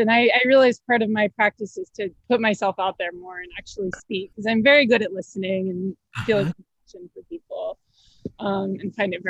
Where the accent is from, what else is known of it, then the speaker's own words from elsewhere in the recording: Bay Area, California, United States; now in Los Angeles, United States; I'm from the Bay Area